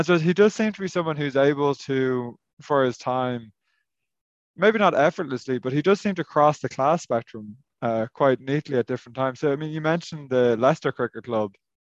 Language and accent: English; Ireland; now in Northern Ireland, United Kingdom; As an Irishman who works in Northern Ireland